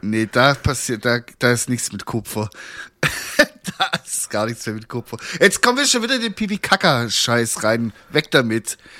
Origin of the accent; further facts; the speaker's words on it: Swabia, Germany; ich bin halt auch ein Schwabe